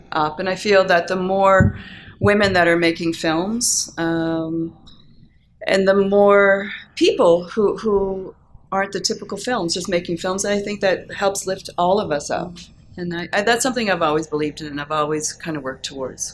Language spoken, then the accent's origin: English; Cape Breton, Nova Scotia, Canada; moved away as an adult; now in Calgary, Canada; I grew up in Cape Breton.